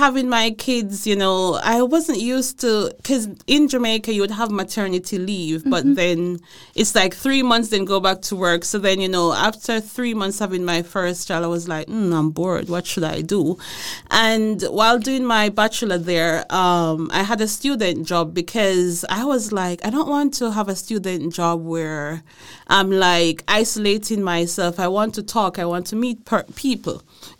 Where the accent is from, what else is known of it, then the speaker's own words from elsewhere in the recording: Aarhus, Central Denmark Region, Denmark; English is a second language; And I remember when I moved to Herning, I was like, oh my God, I'm from Aarhus now going to Herning.